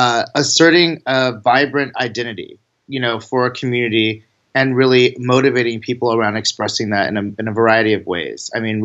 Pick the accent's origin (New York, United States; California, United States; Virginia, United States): California, United States; Sacramento; moved away as an adult; I'm from Sacramento, born and raised here.